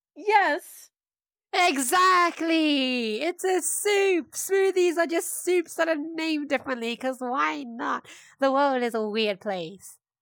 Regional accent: United Kingdom; British of me

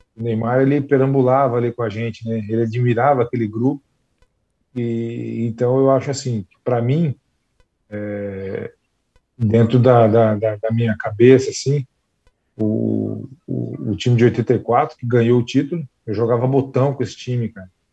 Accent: Campo Grande, Mato Grosso do Sul, Brazil; now in Jundiaí, Brazil; a minha infância lá no Recanto dos Pássaros, em, em, Campo Grande.

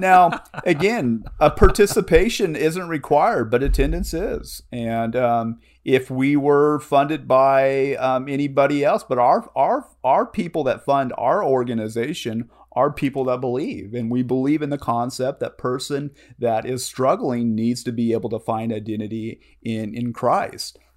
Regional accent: Modesto, California, United States; also born or lived in Riverbank, California / Ceres, California / Cottonwood, Arizona; born and raised in Modesto, California

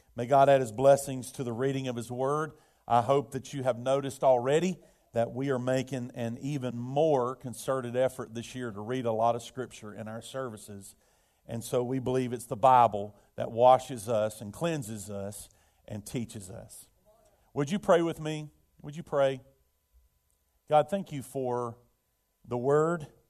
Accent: Birmingham, Alabama, United States; I remember it as a child, uh, in, uh, growing up in Birmingham, we had the steel mills

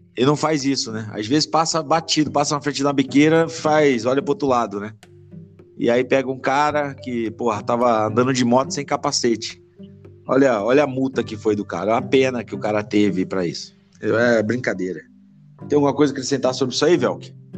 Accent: Petrópolis, Rio de Janeiro, Brazil; Eu sou, sou de Petrópolis

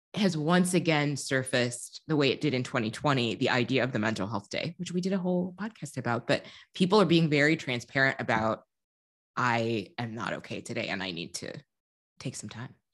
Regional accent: Midwest, United States; now in Chicago, United States; As a Midwesterner

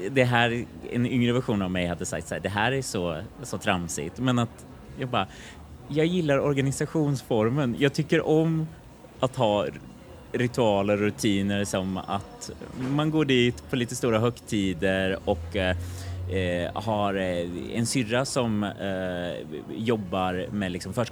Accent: Kristinehamn, Värmland, Sweden; Det var i Kristinehamn.

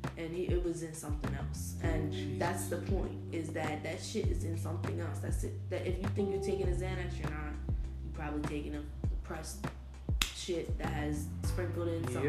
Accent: New Jersey, United States; now in Florida, United States; I live in Florida. No, I'm from New Jersey.

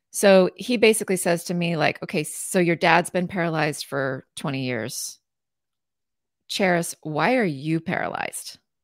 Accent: Southeastern Washington, United States; I'm from Southeastern Washington, very uh, hot summers. It is desert. It is not like Seattle at all

